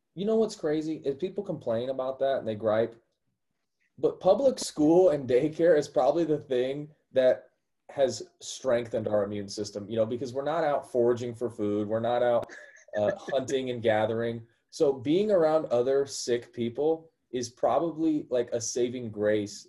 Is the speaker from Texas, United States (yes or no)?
no; Missouri, United States; That's where I'm from. I'm from Missouri